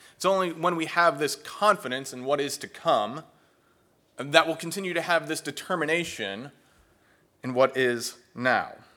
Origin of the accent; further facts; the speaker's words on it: New Jersey, United States; moved away; I am originally from New Jersey